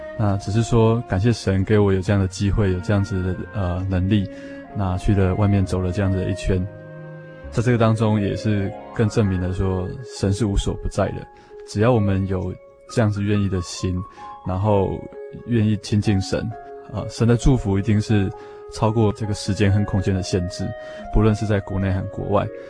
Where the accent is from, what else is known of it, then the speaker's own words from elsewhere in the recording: Taiwan; 我们台湾的年轻人